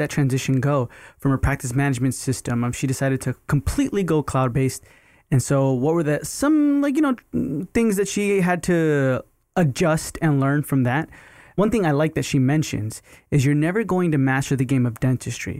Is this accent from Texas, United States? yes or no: yes; Texas, United States; I'm originally from Texas